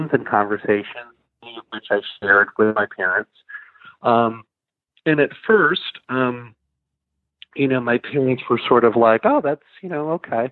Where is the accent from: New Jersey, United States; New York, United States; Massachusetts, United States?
Massachusetts, United States; Plainville; I grew up in Plainville, Massachusetts, which is just a small town.